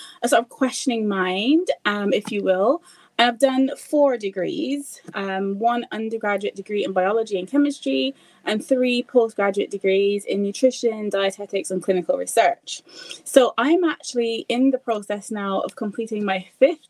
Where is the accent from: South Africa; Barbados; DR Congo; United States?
Barbados; moved away as an adult; now in United Kingdom; I'm originally from Barbados. My husband is as well, but we're based in the UK.